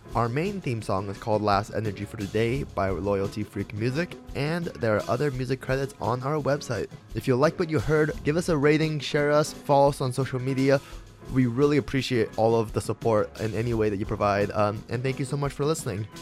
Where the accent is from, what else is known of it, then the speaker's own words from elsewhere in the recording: Alberta, Canada; I'm from Alberta.